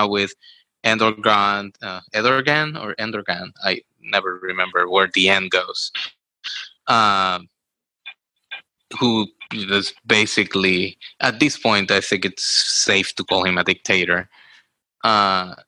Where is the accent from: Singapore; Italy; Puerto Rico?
Puerto Rico; me growing up in Puerto Rico